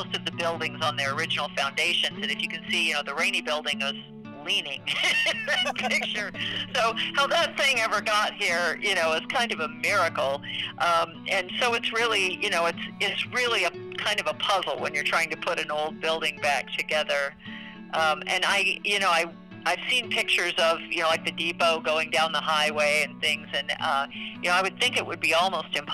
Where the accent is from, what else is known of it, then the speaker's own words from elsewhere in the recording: St. Petersburg, Florida, United States; I grew up in St. Petersburg, so this Tampa Bay area is really home for me.